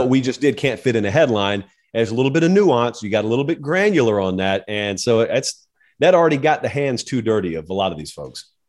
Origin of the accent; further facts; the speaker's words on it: the South, United States; I grew up in the South. I have grown up around the Iron Bowl, Georgia